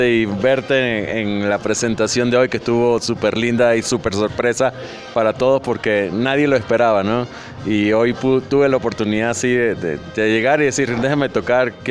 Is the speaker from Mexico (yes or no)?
no; Venezuela; Me gusta meterle mucho el afrolatino, el, el, caribeño, porque soy venezolano, entonces tengo mucho tambor de la costa